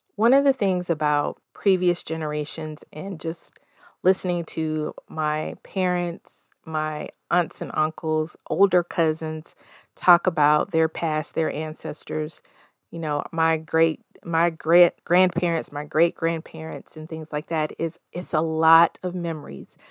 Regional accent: the South, United States; moved away as an adult; also born or lived in Denver, Colorado; I'm a forty-plus-year-old woman raised in the South, currently splitting my time between the Mile High City and my hometown.

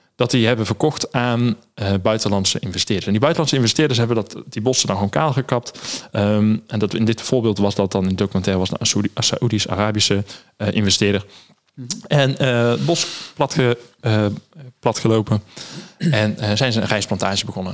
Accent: Netherlands; daar zijn we Nederlanders, als Nederlanders heel goed

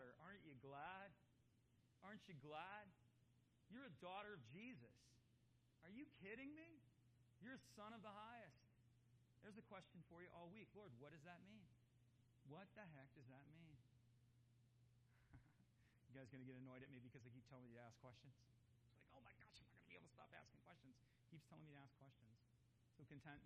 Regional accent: United States; I'm an American, born and bred

